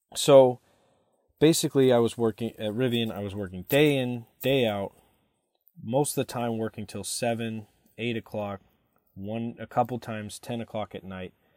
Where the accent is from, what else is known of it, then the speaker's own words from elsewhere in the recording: Katy, Texas, United States; moved away as an adult; also born or lived in Michigan; I was born in Katy, Texas